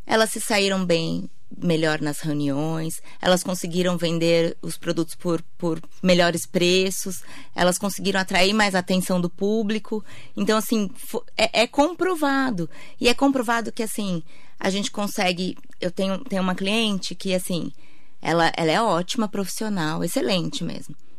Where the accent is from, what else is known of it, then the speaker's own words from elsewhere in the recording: Santa Isabel, São Paulo, Brazil; moved away as an adult; also born or lived in Mogi das Cruzes / Ceará; eu sou de Santa Isabel